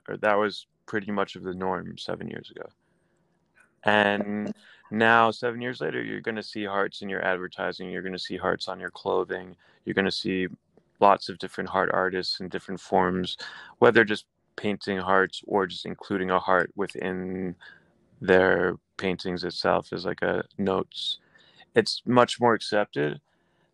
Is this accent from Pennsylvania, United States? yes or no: yes; Philadelphia, Pennsylvania, United States; now in New York, United States; I was born in Philadelphia and I moved to New York for schooling, and I was always coming here as a child.